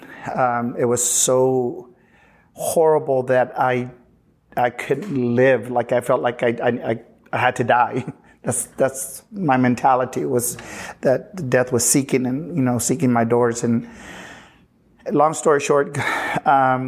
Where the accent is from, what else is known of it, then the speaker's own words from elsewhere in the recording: Uvalde, Texas, United States; moved away; also born or lived in Houston, Texas; I'm originally from Uvalde